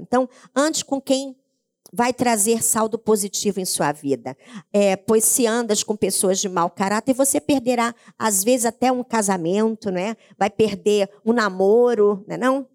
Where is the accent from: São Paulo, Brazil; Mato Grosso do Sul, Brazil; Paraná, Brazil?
Paraná, Brazil; interior of; eu sou do interior do Paraná, na minha casa tinha, nós morávamos numa chácara